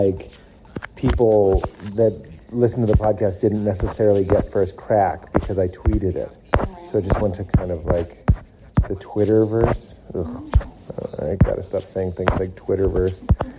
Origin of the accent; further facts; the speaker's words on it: New England, United States; I'm from New England.